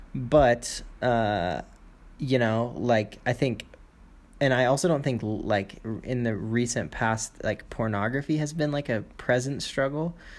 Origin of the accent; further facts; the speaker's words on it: United States; moved away as an adult; now in China; I'm moving back to my home country, America